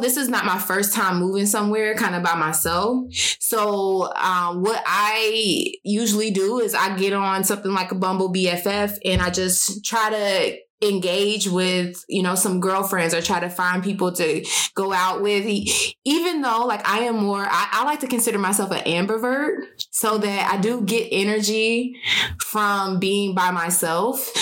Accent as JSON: {"language": "English", "town": "Cincinnati", "region": "Ohio", "country": "United States", "also_born_or_lived": "Dallas, Texas", "moved": "as an adult", "lives_now": "Phoenix, United States", "said": "I'm from Cincinnati. I moved to Dallas for a couple years for work"}